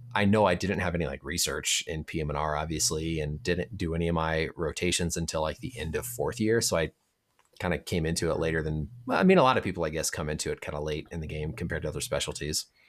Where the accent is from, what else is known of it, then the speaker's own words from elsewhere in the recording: Indiana, United States; moved away as an adult; now in Minnesota, United States; I grew up in Indiana